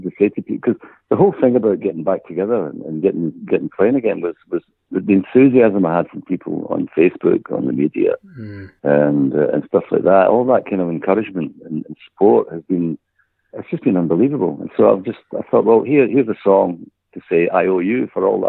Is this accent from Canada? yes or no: no; Glasgow, Scotland, United Kingdom; also born or lived in Cyprus; I was born in Govan, which is a part of Glasgow